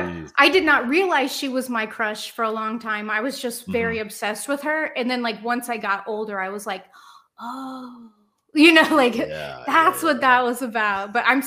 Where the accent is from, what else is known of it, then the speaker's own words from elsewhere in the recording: Cincinnati, Ohio, United States; I don't know. I'm from Cincinnati.